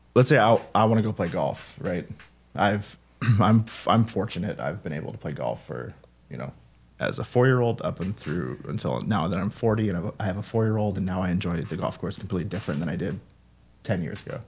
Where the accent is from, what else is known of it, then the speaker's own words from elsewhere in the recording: Mount Vernon, Washington, United States; I'm from Mount Vernon, Washington.